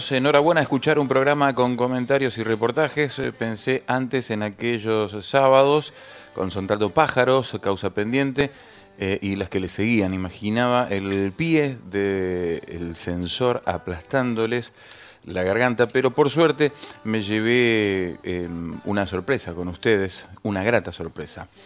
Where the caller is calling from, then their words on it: Unquillo, Córdoba, Argentina; de Unquillo, en las Sierras Chicas de Córdoba